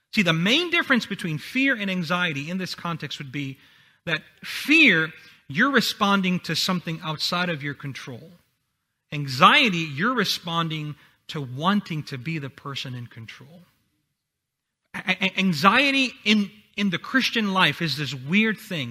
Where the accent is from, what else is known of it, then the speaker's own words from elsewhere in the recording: Honduras; English is a second language; moved away; I'm from Honduras, so English is my second language